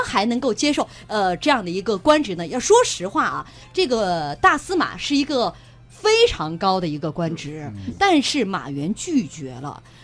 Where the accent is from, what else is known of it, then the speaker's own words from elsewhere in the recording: Shaanxi, China; 我们陕西人